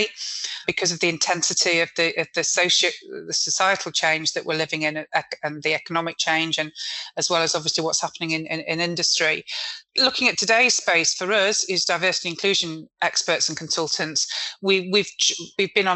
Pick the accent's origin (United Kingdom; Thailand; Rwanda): United Kingdom; Manchester, North West England; I'm a Mancunian